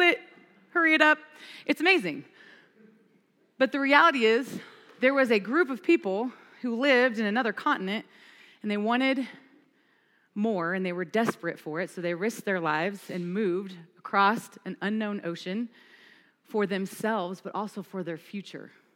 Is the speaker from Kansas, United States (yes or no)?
yes; Kansas, United States; now in Fort Collins, United States; I'm from Kansas